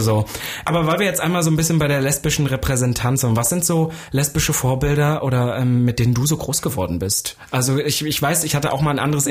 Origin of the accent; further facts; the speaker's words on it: Saxony-Anhalt, Germany; now in Berlin, Germany; ich komme ja eigentlich aus Sachsen-Anhalt